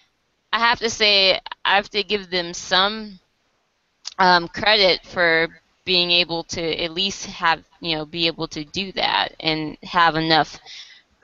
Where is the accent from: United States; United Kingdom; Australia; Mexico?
United States; as an American